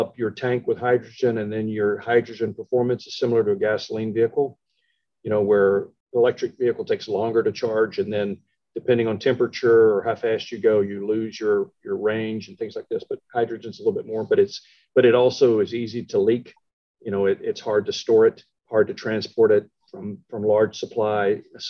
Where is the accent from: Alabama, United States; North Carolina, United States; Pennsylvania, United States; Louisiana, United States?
Louisiana, United States; Shreveport; born there; so I was born in Shreveport. I went to Oklahoma, then I went back to Shreveport